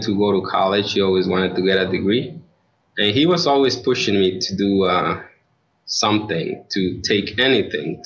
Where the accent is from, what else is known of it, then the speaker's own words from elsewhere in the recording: Mexico; moved away as an adult; also born or lived in Rockford, Illinois; now in Chicago suburbs, United States; I was born in Mexico.